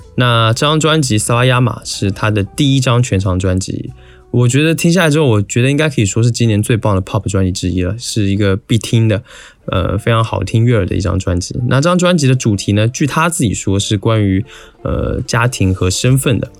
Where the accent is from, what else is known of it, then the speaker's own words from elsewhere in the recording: Taiwan; 我作为一个台湾人